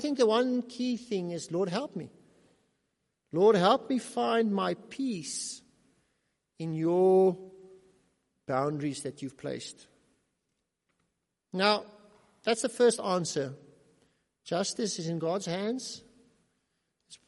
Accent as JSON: {"language": "English", "country": "South Africa", "said": "We are South African citizens under South African law, but we're also individual South Africans"}